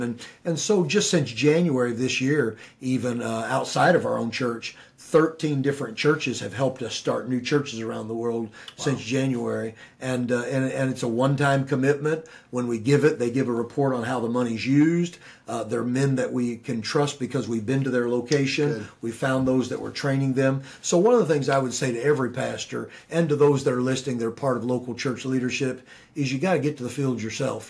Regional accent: United States; as an American

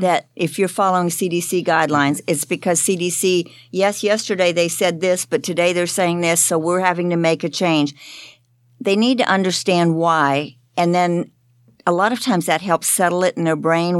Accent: Florida, United States; I'm from Florida.

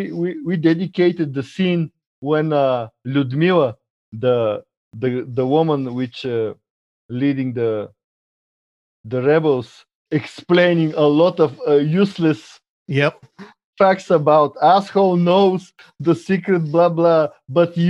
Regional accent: Bulgaria; English is a second language; I'm from Bulgaria.

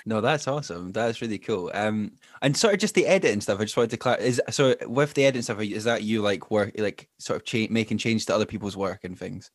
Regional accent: Glenrothes, Scotland, United Kingdom; also born or lived in Edinburgh; recording this episode from my hometown of Glenrothes

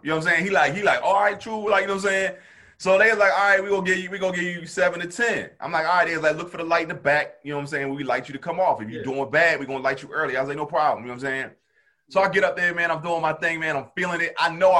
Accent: Camden, New Jersey, United States; I'm from Camden, though.

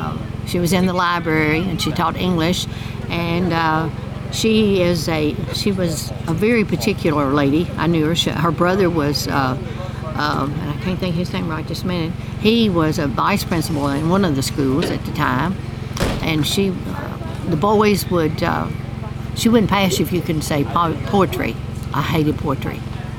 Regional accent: Bald Knob, Kentucky, United States; I grew up on Hart Pike, right in the middle of it. It's a little bitty road going through there.

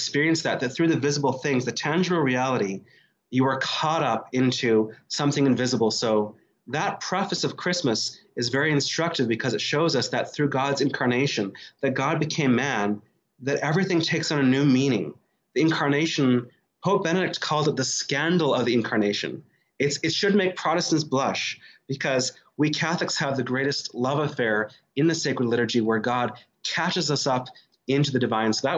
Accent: Northern Canada, Canada; moved away as an adult; now in Chicago, United States; I came from Northern Canada

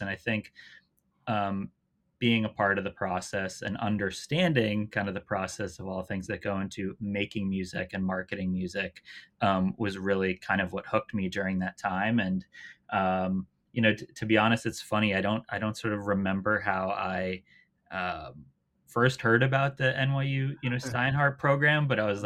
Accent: outside Boston, Massachusetts, United States; I grew up uh, just outside Boston, Boston area

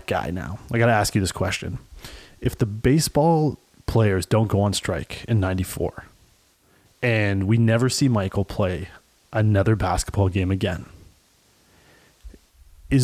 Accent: Toronto, Ontario, Canada; I grew up in Toronto

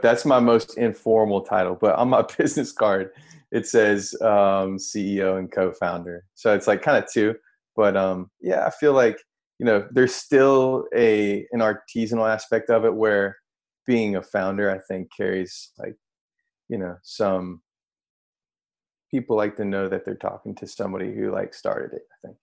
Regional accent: North Carolina, United States; moved away as an adult; also born or lived in New York; now in San Francisco, United States; I'm from North Carolina, like born and raised, grew up in a small

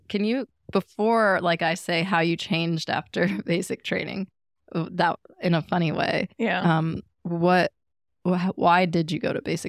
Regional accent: Chesapeake, Virginia, United States; Even myself, like where I grew up in Chesapeake, like I wasn't like super devout Christian

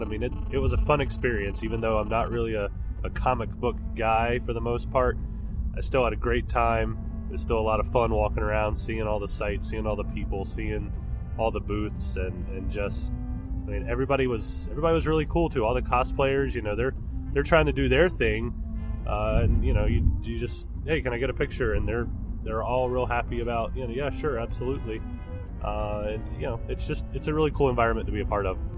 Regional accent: North Carolina, United States; I'm also from North Carolina.

